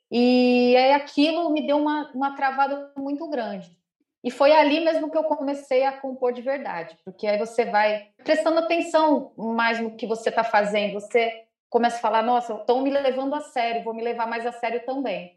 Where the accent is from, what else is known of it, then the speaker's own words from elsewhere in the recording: Rio de Janeiro, Brazil; eu sou do Rio de Janeiro, cantora e compositora